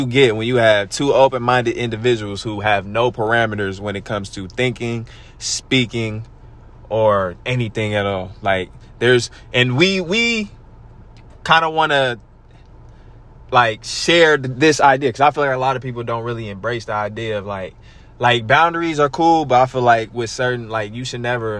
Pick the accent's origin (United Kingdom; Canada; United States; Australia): United States; Stockton, California; we are from Stockton